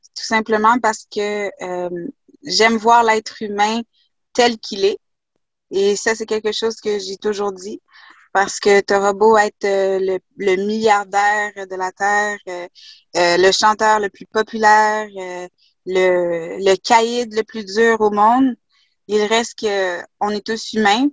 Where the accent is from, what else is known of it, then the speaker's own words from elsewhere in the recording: Quebec, Canada; also born or lived in Haiti / Kuujjuaq / Asbestos; pour avoir vécu dans le Grand Nord québécois à Coudjouac, là, avec les Inuits